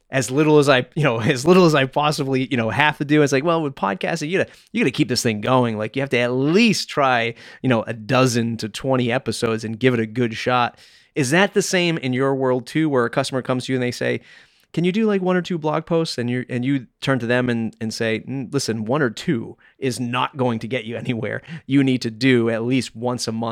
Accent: Nigeria; as a Nigerian woman who grew up with survival first mindset, learning to say no was pivotal to changing my mindset.

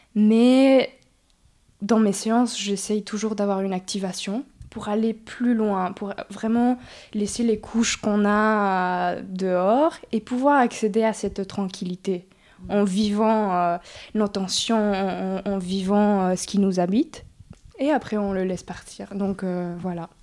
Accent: Mexico; moved away as an adult; also born or lived in France / Oaxaca / Mexico City; now in Montpellier, France; Mes parents ont parti au Mexique pour le travail, donc j'ai grandi à la ville de Mexico mais aussi à Oaxaca

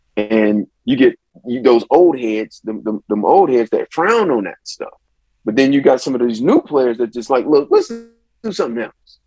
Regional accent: Akron, Ohio, United States; also born or lived in Atlanta, Georgia; it's in my hometown too

